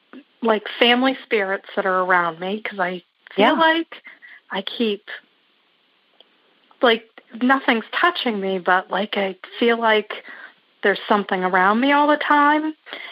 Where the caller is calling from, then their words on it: Wiscasset, Maine, United States; I'm calling from Wiscasset, Maine.